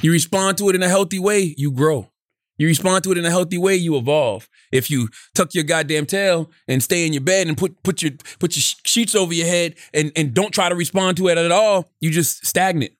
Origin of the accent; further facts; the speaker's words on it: Moncks Corner, South Carolina, United States; moved away; when I was young, growing up in Monk's Corner